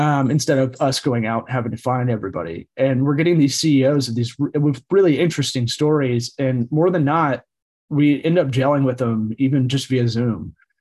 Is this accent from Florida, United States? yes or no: yes; Tampa, Florida, United States; also born or lived in Los Angeles; I'm one of the rare people that was born and raised in Tampa, the rare third generation